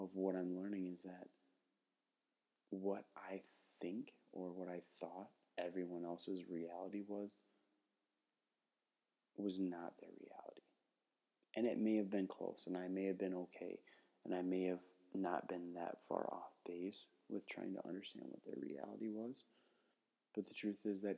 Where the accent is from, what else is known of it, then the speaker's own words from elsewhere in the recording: Cumberland, Wisconsin, United States; I grew up in Cumberland, Wisconsin, which is a wonderful town, an incredible place to grow up